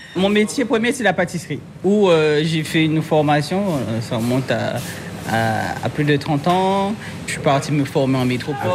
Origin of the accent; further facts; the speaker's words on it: Guadeloupe; je suis une Guadeloupéenne